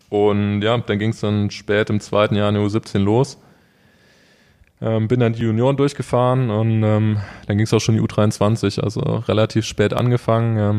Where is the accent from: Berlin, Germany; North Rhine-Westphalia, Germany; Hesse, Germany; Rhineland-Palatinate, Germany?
Rhineland-Palatinate, Germany; Neuwied; born there; ich bin gebürtig aus Neuwied und habe eigentlich mit dem Mountainbiken angefangen, mit 16 ungefähr